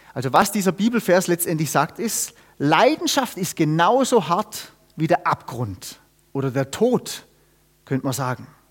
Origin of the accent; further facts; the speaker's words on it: Germany; also born or lived in Austria; wir haben la-, viele Jahre in Österreich gewohnt, die Österreicher haben dafür einen Satz, der bringt's genau auf den Punkt, und den, den versteht man auch sogar als Deutscher